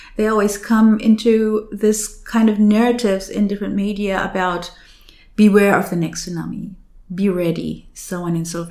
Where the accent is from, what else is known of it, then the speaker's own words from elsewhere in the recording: West Java, Indonesia; English is a second language; moved away as an adult; also born or lived in Australia / Jakarta; now in Germany; I was brought up in an area in West Java, and then I now work in Jakarta.